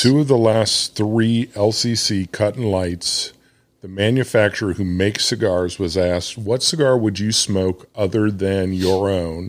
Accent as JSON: {"language": "English", "region": "Arkansas", "country": "United States", "said": "I'm from Arkansas. We're fucking pretty loose down here"}